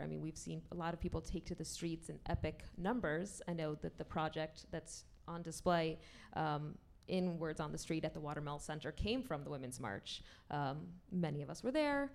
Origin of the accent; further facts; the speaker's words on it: Jersey City, New Jersey, United States; I'm from Jersey City